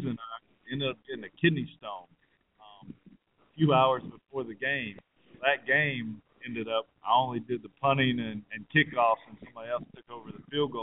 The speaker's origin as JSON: {"language": "English", "country": "United States", "said": "me being an American"}